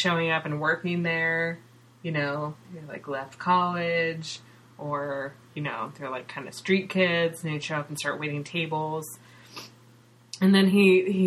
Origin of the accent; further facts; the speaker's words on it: Northern California, United States; moved away as an adult; now in Seattle, United States; where I grew up in Northern California.